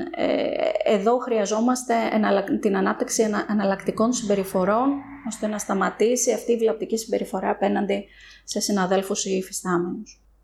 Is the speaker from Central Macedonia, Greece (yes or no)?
yes; Thessaloniki, Central Macedonia, Greece; moved away as an adult; now in Athens, Greece; καθώς είμαι από τη Θεσσαλονίκη, παρότι τα τελευταία χρόνια ζω και δραστηριοποιούμε στην Αθήνα